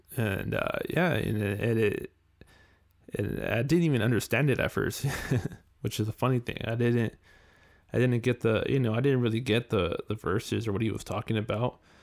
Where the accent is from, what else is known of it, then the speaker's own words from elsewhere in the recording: California, United States; growing up in California